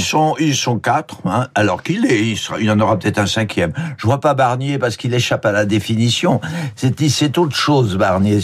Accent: the Nord, Hauts-de-France, France; je suis du Nord

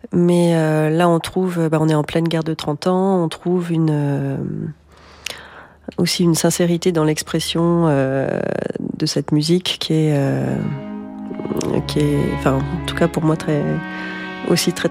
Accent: Marseille, Provence-Alpes-Côte d'Azur, France; grandi à Marseille. j'ai trahi pour Aix.

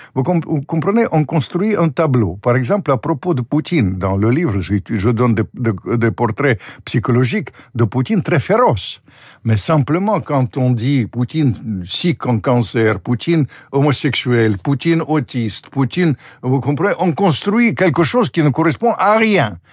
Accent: Ukraine; moi je suis ukrainien

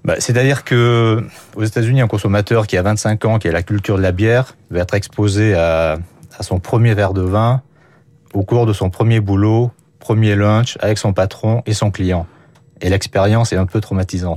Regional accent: France; je suis français

